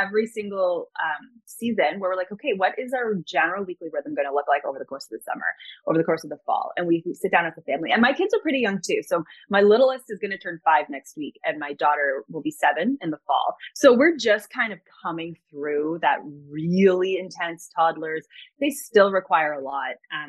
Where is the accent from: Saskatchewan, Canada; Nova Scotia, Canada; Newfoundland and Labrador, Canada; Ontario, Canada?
Ontario, Canada; Toronto; I was born and raised in Toronto.